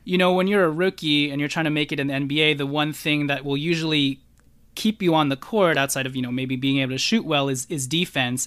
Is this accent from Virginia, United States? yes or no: no; Los Angeles, California, United States; someone who's from L